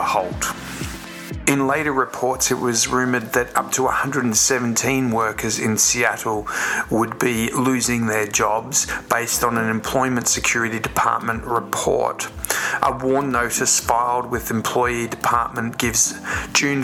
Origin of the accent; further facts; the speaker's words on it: Melbourne, Victoria, Australia; my hometown in Melbourne